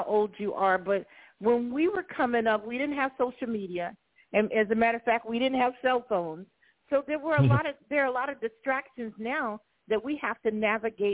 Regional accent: Gainesville, Florida, United States; now in Columbia, United States; I live in Columbia, South Carolina, but I was born and raised in Gainesville, and I'm actually home for a little bit right now.

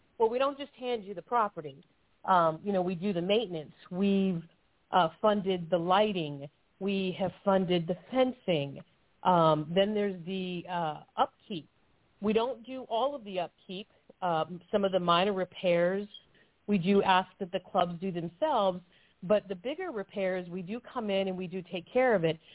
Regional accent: United States; I am an American

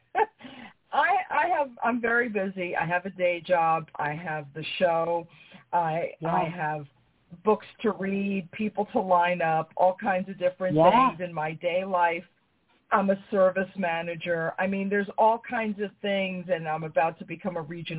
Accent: New York, United States; I'm from New York.

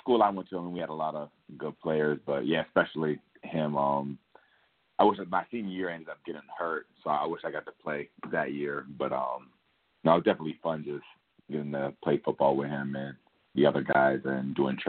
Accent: Boston, Massachusetts, United States; moved away as an adult; I'm from Boston

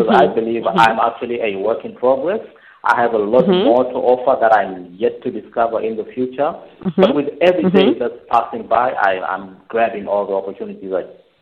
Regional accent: Harare, Zimbabwe; moved away as an adult; now in Seychelles; I was born in Zimbabwe, grew up in Harare, and found my way out to the Seychelles, and I've been here ever since.

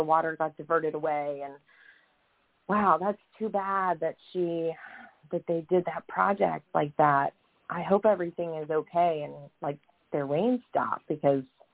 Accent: Florida, United States; I am coming from Florida.

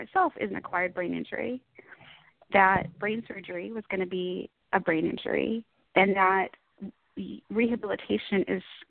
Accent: Dallas, Texas, United States; I'm from the Dallas area in Texas

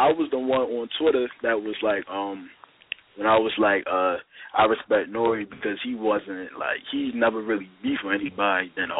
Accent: Baltimore, Maryland, United States; I'm from Baltimore.

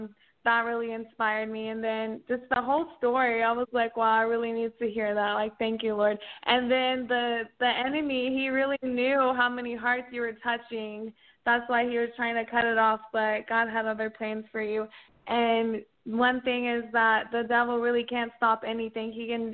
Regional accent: Oklahoma, United States; now in Dallas, United States; I'm from Oklahoma, but I live in Dallas.

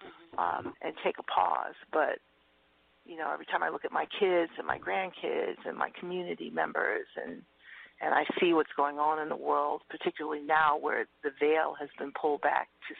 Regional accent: New York City, New York, United States; now in California, United States; I grew up in Harlem for, a few years before I moved to California

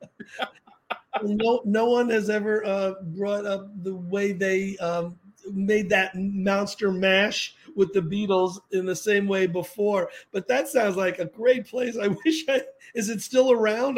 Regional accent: New York City, New York, United States; I grew up in the Bronx

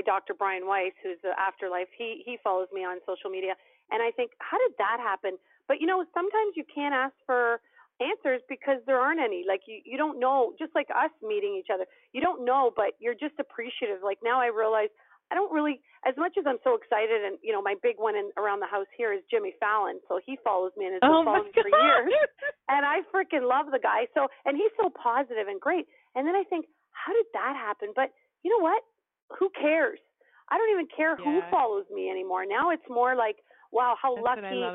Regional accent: Canada; I was born in Canada

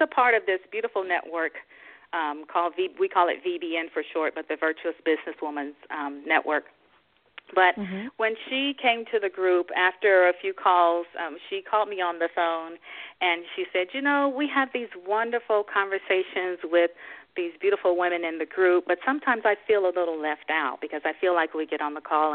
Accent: Springfield, Tennessee, United States; I was born and raised in a little town called Springfield, Tennessee

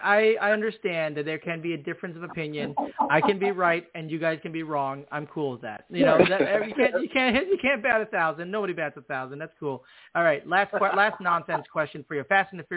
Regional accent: Chicago, Illinois, United States; I'm from Chicago

